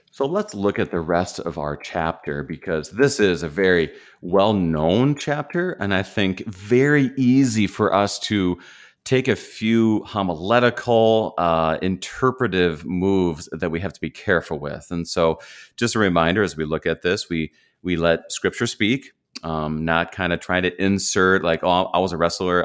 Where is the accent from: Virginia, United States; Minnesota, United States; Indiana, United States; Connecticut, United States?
Minnesota, United States; I'm a Minnesotan